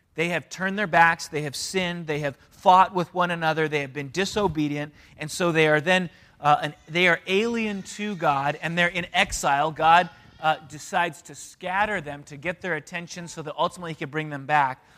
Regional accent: San Diego, California, United States; also born or lived in Canada; I was one when my parents moved to San Diego

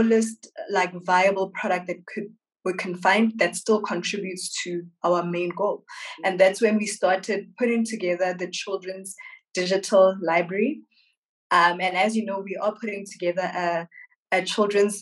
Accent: Welkom, Free State, South Africa; I'm a young woman, Wamosotho, born and bred in Valcom in the Free State

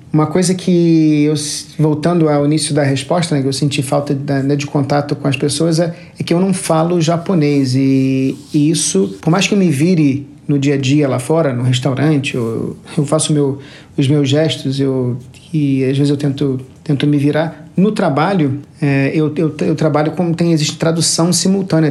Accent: Rio de Janeiro, Brazil; also born or lived in Lisbon, Portugal / São Paulo / Singapore; now in Tokyo, Japan; eu sou natural do Rio de Janeiro e cresci na Barra da Tijuca

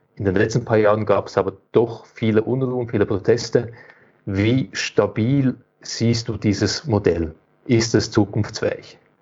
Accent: Switzerland; bei uns in der Schweiz

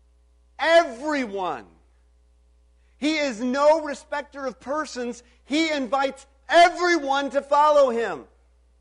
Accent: Illinois, United States; I grew up in Illinois.

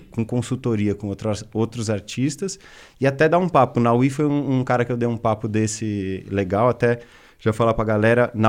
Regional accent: Brazil; Assim, a gente é brasileiro, já...

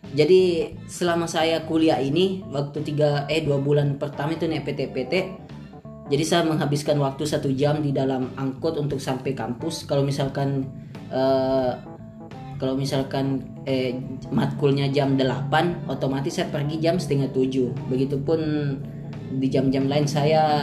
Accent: Sentani, Papua, Indonesia; moved away as an adult; now in Makassar, Indonesia; saya adalah mahasiswa rantau dari timur saya berasal dari Kabupaten Jayapura

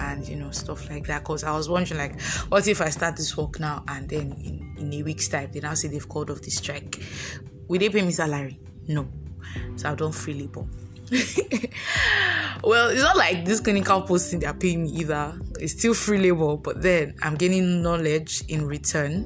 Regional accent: Lagos, Nigeria; moved away as an adult; also born or lived in Anambra; I was born and brought up in Lagos, so my parents stay in Lagos

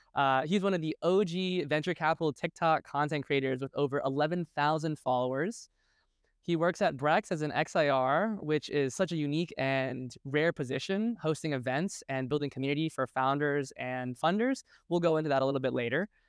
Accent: New York City, New York, United States; also born or lived in New Jersey; I spent, like, I, I, you know, ten, ten years in New York City, my parents moved out to Jersey, and I went to high school in Brooklyn

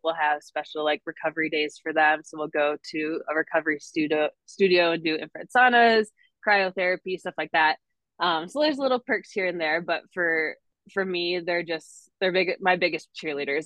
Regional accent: northern Wisconsin, United States; moved away as an adult; now in Denver, United States; I'm originally from Wisconsin, way up in the northern part. Grew up on the lake, love the lake life.

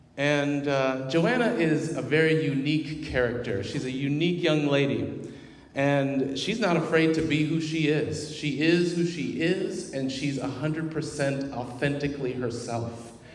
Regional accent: Wichita, Kansas, United States; I hail from Wichita, Kansas.

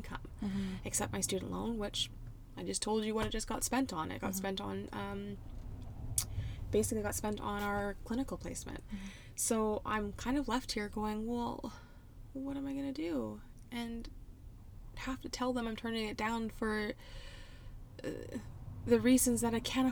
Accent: Port Hardy, British Columbia, Canada; moved away as an adult; I'm going to Port Hardy because of my finances and my living situation. So basically, I had to turn down a job that I was really looking forward to do and go back home to my hometown

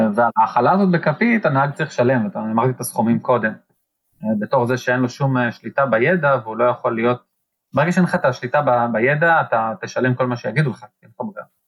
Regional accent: Israel; לנו בתור ישראלים

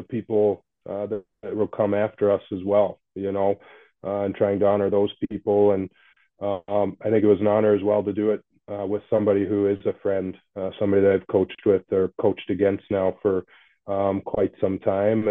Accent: Canada; also born or lived in Fort Worth, Texas; I was born in Fort Worth, Texas, but born to some young parents that were in high school. So they put me up for adoption, and a couple of Canadian parents adopted me. They happened to be living in Texas at the time, and moved back to Canada when I was still a baby.

